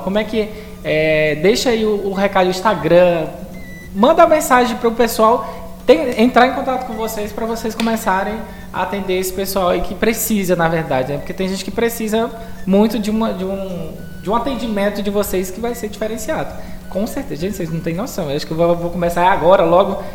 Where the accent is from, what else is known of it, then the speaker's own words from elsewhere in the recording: Brazil; a gente é brasileiro